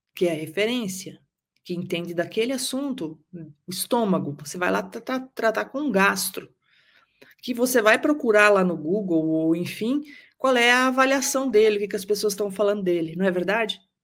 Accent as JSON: {"language": "Portuguese", "region": "interior of Paraná", "country": "Brazil", "lives_now": "Curitiba, Brazil", "said": "eu sou do interior do Paraná"}